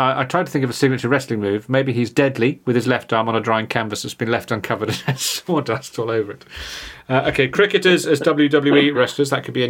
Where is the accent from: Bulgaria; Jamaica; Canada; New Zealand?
New Zealand; Taupo, Waikato; Many moons ago, on a night out, I bumped into a mate in my hometown of Taupo after a provincial match between Midlands and Northland.